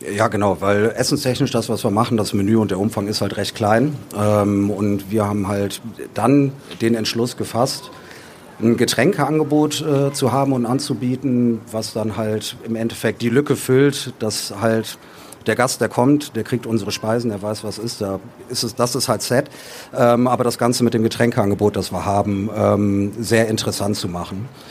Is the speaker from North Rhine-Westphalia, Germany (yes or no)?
yes; Düsseldorf, North Rhine-Westphalia, Germany; wir sind Düsseldorfer selber